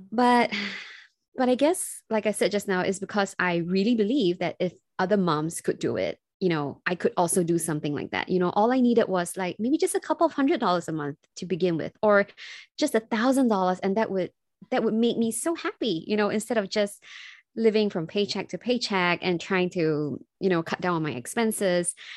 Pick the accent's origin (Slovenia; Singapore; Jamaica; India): Singapore; I'm from Singapore